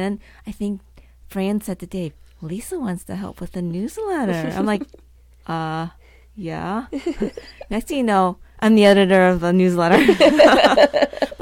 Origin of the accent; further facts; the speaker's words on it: Cleveland, Ohio, United States; growing up in Cleveland